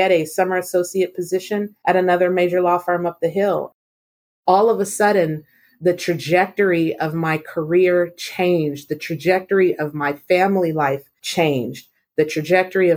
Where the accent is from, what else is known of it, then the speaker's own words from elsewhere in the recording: San Diego, California, United States; I grew up in San Diego in a single parent household